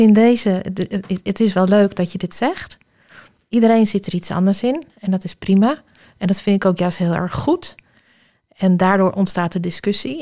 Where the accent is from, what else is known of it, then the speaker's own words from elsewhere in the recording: Alkmaar, North Holland, Netherlands; ik kom uit Alkmaar